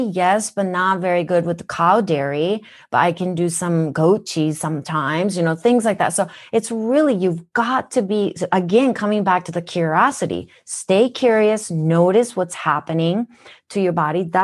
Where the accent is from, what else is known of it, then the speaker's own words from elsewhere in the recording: Minnesota, United States; accent: Minnesotan; I lived in Minnesota when I moved from Japan. That's why I have a Minnesotan accent.